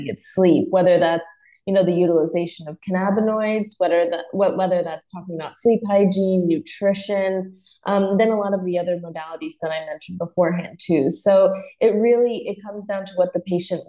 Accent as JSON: {"language": "English", "region": "Northeast", "country": "United States", "tie": "born or raised there", "also_born_or_lived": "South Carolina / Los Angeles", "moved": "as an adult", "said": "I grew up in the Northeast"}